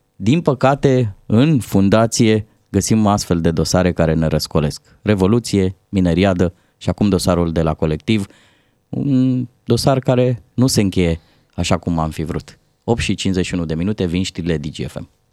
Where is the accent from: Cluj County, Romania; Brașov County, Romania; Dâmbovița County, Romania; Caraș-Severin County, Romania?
Dâmbovița County, Romania; Târgoviște; now in Bucharest, Romania; în orașul meu natal, uh, Târgoviște